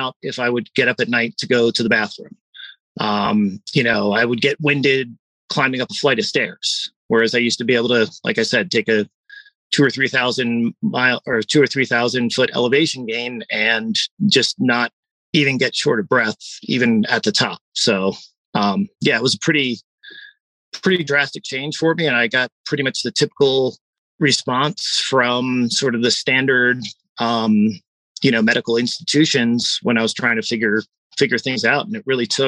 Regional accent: East Coast, United States; growing up on the East Coast

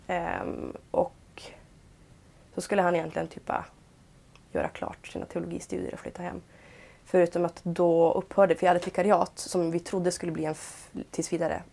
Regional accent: Piteå, Norrbotten County, Sweden; där jag är i alla fall uppvuxen.

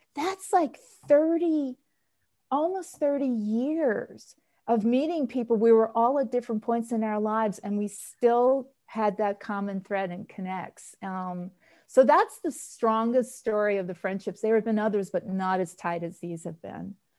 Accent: New York City, New York, United States; moved away; also born or lived in Boston; I'm from New York originally, and so my volunteerism started there at the New York Aquarium, which I grew up in Queens

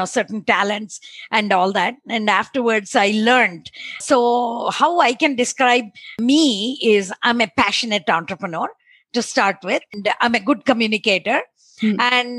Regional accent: Bangalore, Karnataka, India; moved away as an adult; also born or lived in Boston; Born and brought up in Bangalore.

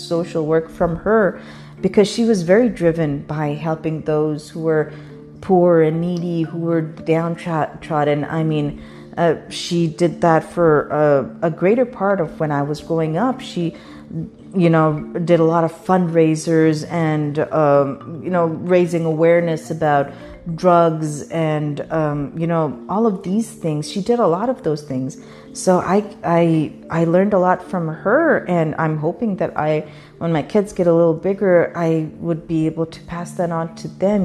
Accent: Pakistan; now in United States; I was growing up in Pakistan

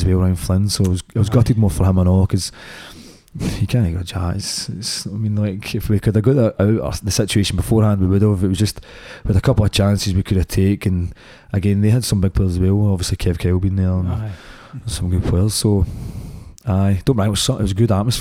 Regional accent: Scotland, United Kingdom; growing up in Scotland

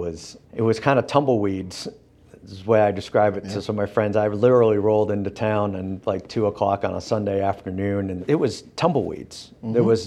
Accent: Northeast, United States; now in Birmingham, United States; I grew up in the Northeast and the cities are bigger

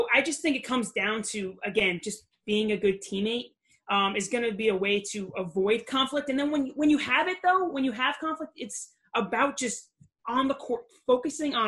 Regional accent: Long Island, New York, United States; also born or lived in Brooklyn; I grew up in Long Island

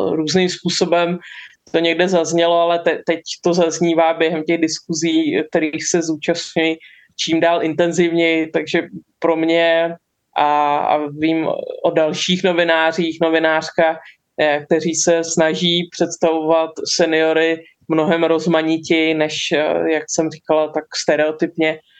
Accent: Czechia; u nás ultrapasivní.

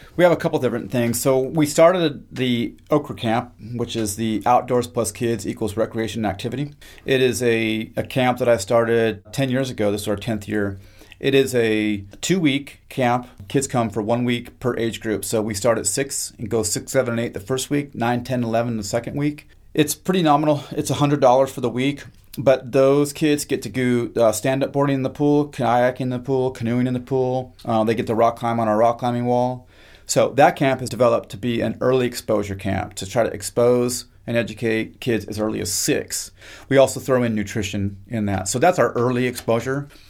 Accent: Kamiah, Idaho, United States; moved away as an adult; also born or lived in Kodiak / Cape Cod; now in Mississippi, United States; I am from a small town in North Idaho, way up in the mountains, called Kamiai, and I was born and raised on the Nespers Indian

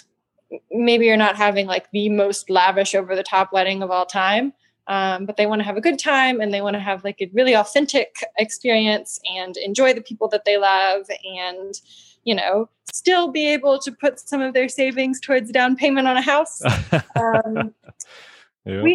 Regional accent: Atlanta, Georgia, United States; moved away as an adult; now in Marshall, United States; I grew up in Georgia originally. I'm from Atlanta

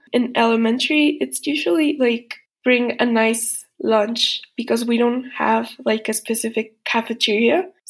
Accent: Mexico; I'm Mexican. I'm in 10th grade.

